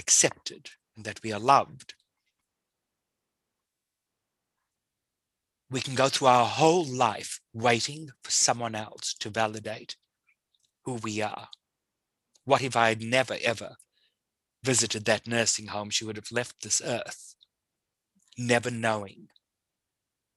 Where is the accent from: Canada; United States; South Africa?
South Africa; I grew up in South Africa.